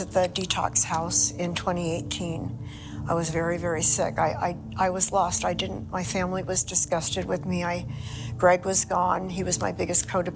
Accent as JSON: {"language": "English", "town": "Millbrae", "region": "California", "country": "United States", "tie": "born or raised there", "also_born_or_lived": "Toronto, Canada / Ireland", "said": "We moved to California when I was 3. I grew up in Millbrae, California"}